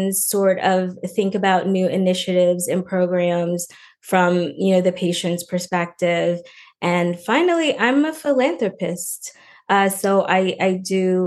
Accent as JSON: {"language": "English", "town": "Lafayette", "region": "Louisiana", "country": "United States", "moved": "yes", "lives_now": "Los Angeles, United States", "said": "I'm originally from Louisiana, from Lafayette, Louisiana"}